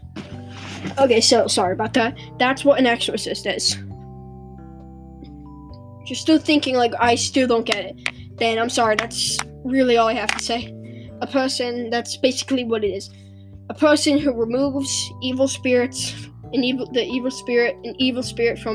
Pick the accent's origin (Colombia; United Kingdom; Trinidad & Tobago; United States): United Kingdom; England; I'm British, so I call it exorcism. That's what we call it in British. Here in England